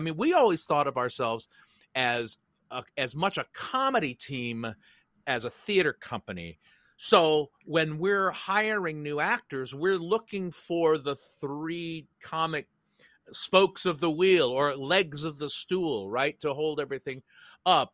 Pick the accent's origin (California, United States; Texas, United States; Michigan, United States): California, United States; San Francisco; I was born in San Francisco, grew up there